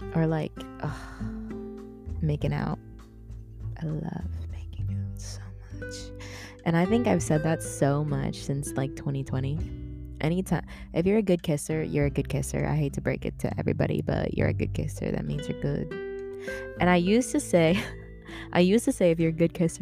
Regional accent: Philippines; I'm Filipino

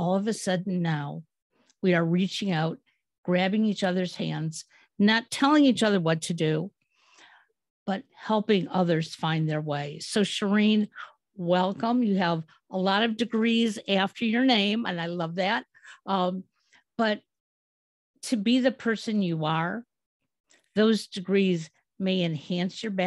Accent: Michigan, United States; moved away as an adult; now in Ohio, United States; I grew up in Michigan

